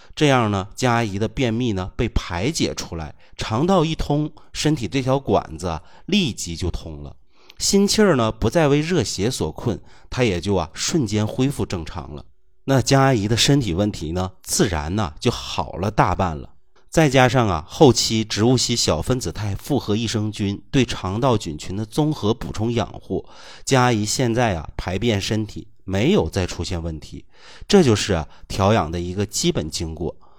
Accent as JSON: {"language": "Chinese", "country": "China"}